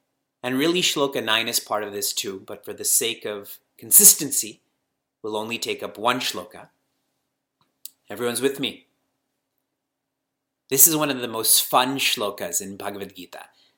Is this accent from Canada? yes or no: yes; Canada; And I know him, and I was born and raised in Canada, so I know the culture also.